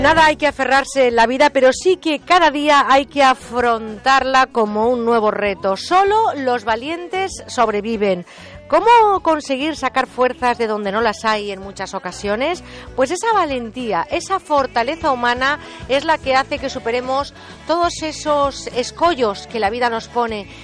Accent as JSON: {"language": "Spanish", "region": "Mediterranean coast", "country": "Spain", "said": "aquí en mi tierra, desde donde hacemos este programa, porque huele a Mediterráneo, huele a Brea, estamos en esta costa del Mediterráneo"}